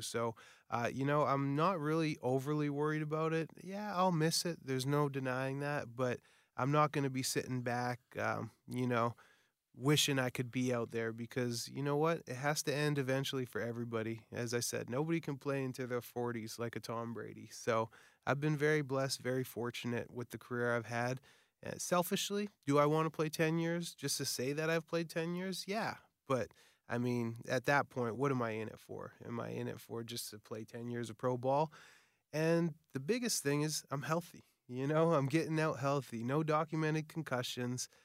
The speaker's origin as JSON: {"language": "English", "town": "Winnipeg", "region": "Manitoba", "country": "Canada", "tie": "born or raised there", "said": "Winnipeg. Uh, you know, my hometown"}